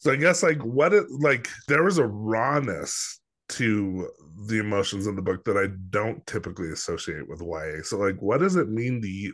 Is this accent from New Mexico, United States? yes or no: yes; Los Alamos, New Mexico, United States; also born or lived in Albuquerque; I didn't grow up in Albuquerque. I grew up in Los Alamos